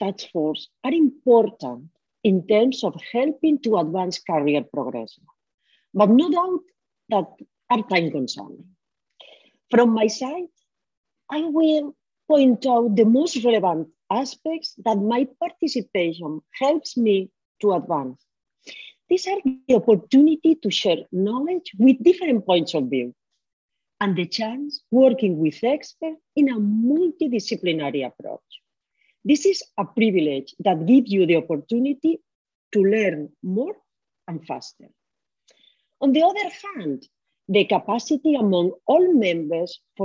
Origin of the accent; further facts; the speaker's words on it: Valencia, Valencian Community, Spain; also born or lived in Chicago; I am from Valencia, Spain, here in the Mediterranean Sea.